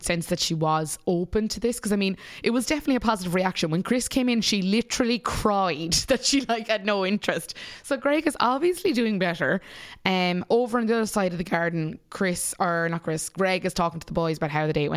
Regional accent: Munster, Ireland; as a person from Munster

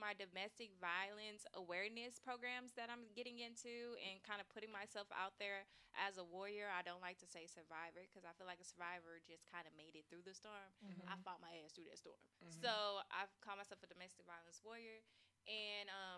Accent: Nigeria; I'm Nigerian

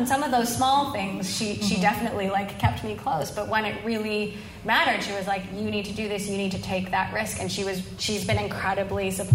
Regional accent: Hawaii, United States; moved away; I was raised in Hawaii

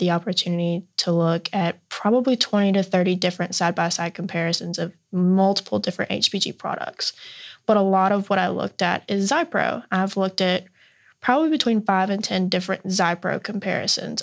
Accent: South Alabama, United States; I'm originally from South Alabama, about 30 minutes directly north of Pensacola, Florida. And I grew up around a lot of cotton and peanuts.

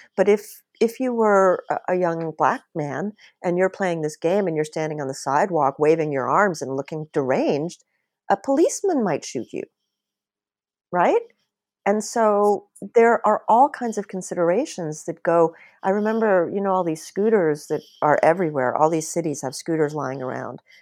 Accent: Bahamas; I, I grew up in the Bahamas and it was still a colony when I was young

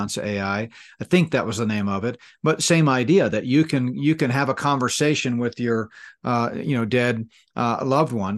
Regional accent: Danbury, Connecticut, United States; moved away; also born or lived in New Fairfield, Connecticut; And I grew up in Danbury, Connecticut. We, a, almost all of my grade school years were in, uh, Danbury and New Fairfield, Connecticut.

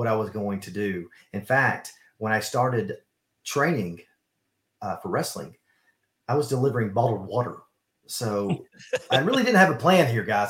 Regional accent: Gainesville, Georgia, United States; also born or lived in Camp Lejeune, North Carolina; I'm going to go with Georgia. But when I was younger, we moved back to Georgia

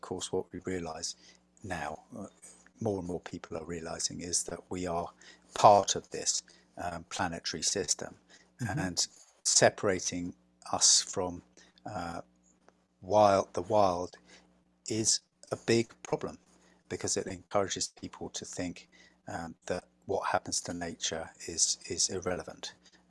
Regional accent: England, United Kingdom; moved away as an adult; now in Vermont, United States; I'm English

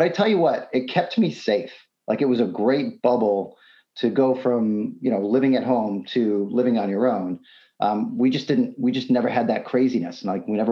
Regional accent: South Texas, United States; also born or lived in Tewksbury, Massachusetts; I grew up in the Bible Belt, South Texas, lots and lots of Baptist churches

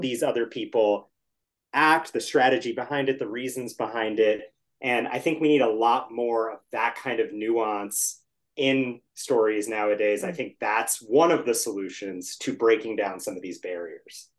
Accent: Washington, District of Columbia, United States; I grew up in the Washington area.

